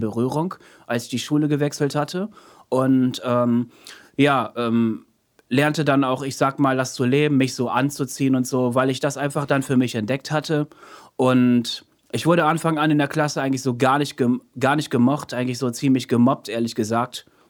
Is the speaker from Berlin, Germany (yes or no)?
no; Münster, North Rhine-Westphalia, Germany; moved away as an adult; also born or lived in Osnabrück; now in Emden, Germany; geboren 89 in Osnabrück, in Münster aufgewachsen, nach Osnabrück zurückgezogen, aber jetzt wohnhaft in Emden.